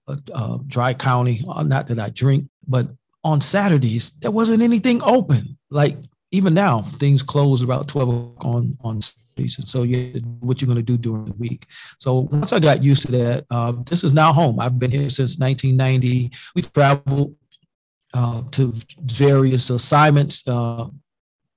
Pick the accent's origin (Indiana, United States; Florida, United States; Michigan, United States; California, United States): Michigan, United States; Detroit; moved away as an adult; also born or lived in Knoxville, Tennessee; now in Augusta, United States; I was born in Knoxville, Tennessee, and I was migrated through my parents to Detroit, Michigan when I was 10 months old. And it was in Detroit that I joined the military